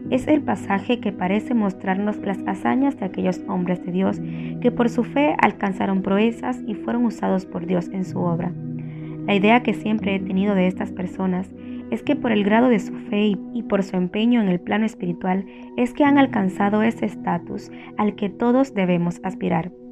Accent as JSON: {"language": "Spanish", "town": "Santa Marta", "region": "Magdalena", "country": "Colombia", "tie": "born or raised there", "said": "Después de eso busqué la manera de mover el cerro que en mi ciudad natal conduce al corregimiento de Taganga, porque pensé que estorbaba, ya que impedía que desde la casa pudiéramos ver el hermoso océano. Tenía 12 años."}